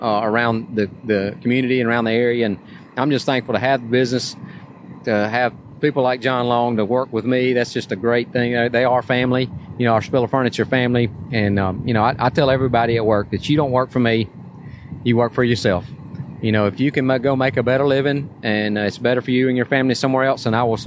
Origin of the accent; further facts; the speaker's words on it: Tuscaloosa, Alabama, United States; I growing up in Tuscaloosa